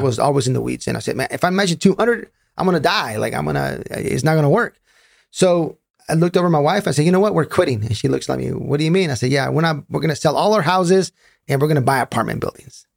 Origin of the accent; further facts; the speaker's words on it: Raleigh, North Carolina, United States; I'm from Raleigh, North Carolina